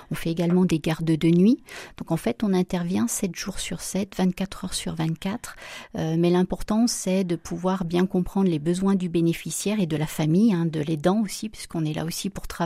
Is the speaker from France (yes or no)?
yes; Saint-Étienne, Auvergne-Rhône-Alpes, France; Oui, oui, oui. Donc, je suis née à Saint-Étienne et donc euh, mes parents habitent toujours euh, dans la plaine du Forêt.